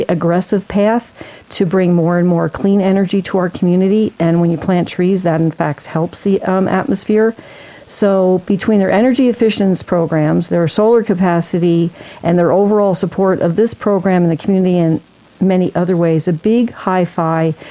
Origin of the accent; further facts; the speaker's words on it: Tucson, Arizona, United States; my hometown